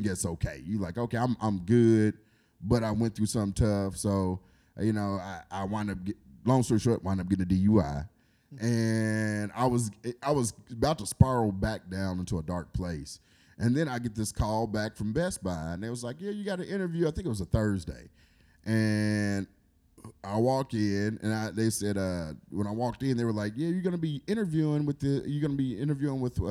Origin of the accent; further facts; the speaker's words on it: Paducah, Kentucky, United States; here in Paducah is my hometown